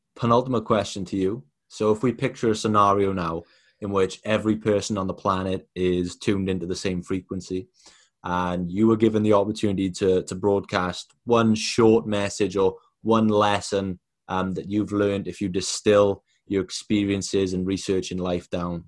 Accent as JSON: {"language": "English", "region": "Wales", "country": "United Kingdom", "said": "I'm from Wales."}